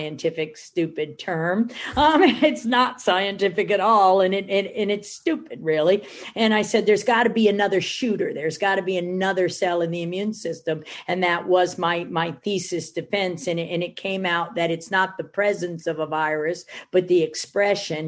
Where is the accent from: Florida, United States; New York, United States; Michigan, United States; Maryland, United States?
Michigan, United States; I'm from Michigan